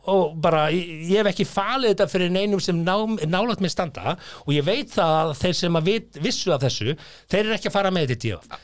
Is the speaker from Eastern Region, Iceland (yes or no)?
yes; Hallormsstaður, Eastern Region, Iceland; moved away; á mínum heimaslóðum í héræði Hallónstað